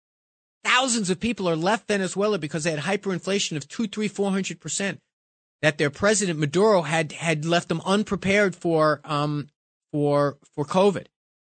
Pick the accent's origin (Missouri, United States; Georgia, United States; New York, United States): New York, United States; Bronx; born there; I was born in the Bronx 50 years ago yesterday